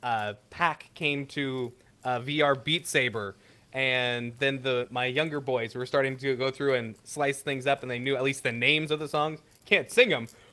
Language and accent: English; West Coast, United States; also born or lived in California; I'm from the West Coast